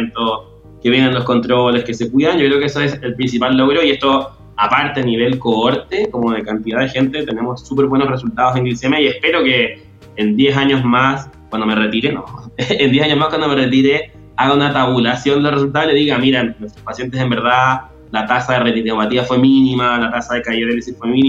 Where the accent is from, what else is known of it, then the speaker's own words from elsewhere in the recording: Chile; personal en Chile y en mi trabajo han pesado más que mi condición de, homosexual. Pero tengo clarísimo que en mi país y en mi institución esto no es la realidad de la mayoría de la gente